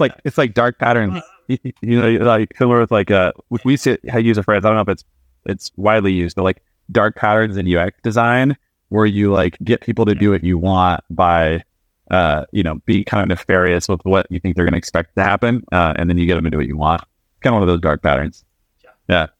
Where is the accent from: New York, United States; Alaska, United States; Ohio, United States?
Alaska, United States; I grew up in Alaska, so I grew up in a very like remote town in Alaska